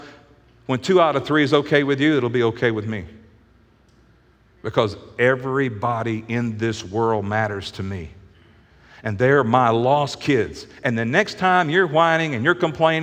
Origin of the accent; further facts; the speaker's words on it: the Bible Belt in the South, United States; we grew up in the Bible Belt in the South